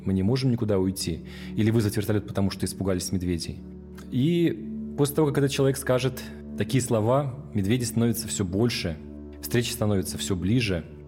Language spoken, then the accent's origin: Russian; Petropavlovsk-Kamchatsky, Kamchatka Krai, Russia; Я родился в Петропавловске-Камчатском в 1982 году